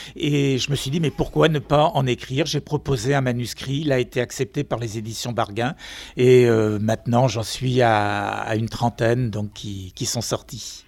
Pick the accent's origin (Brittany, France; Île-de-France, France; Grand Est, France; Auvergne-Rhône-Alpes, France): Brittany, France; Finistère; C'est vrai que je n'habite pas Nantes, je suis du Finistère